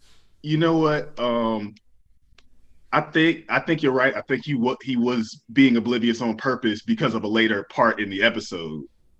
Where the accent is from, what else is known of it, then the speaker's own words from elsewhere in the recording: United States; A-Brit is like near my hometown. It's like near Danville.